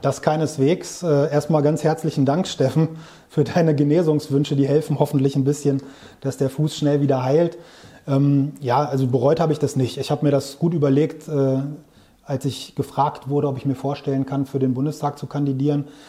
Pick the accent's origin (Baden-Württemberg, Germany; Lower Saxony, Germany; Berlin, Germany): Lower Saxony, Germany; Großberkel; also born or lived in Bielefeld / Hamburg / Växjö / Brussels; Ich bin in Großberkel hier im Weserbergland groß geworden